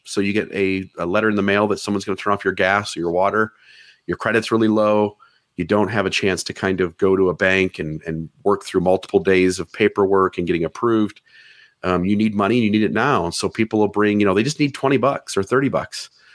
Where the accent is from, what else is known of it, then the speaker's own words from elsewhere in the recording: Ohio, United States; now in Hurricane, Utah, United States; I'm from Ohio